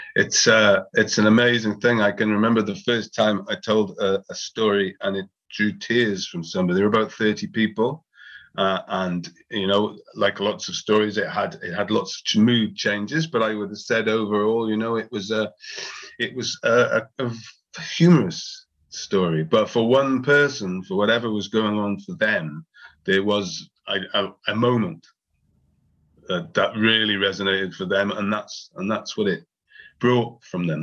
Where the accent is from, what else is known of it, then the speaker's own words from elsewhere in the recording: Wales, United Kingdom; my actual experience of growing up in Wales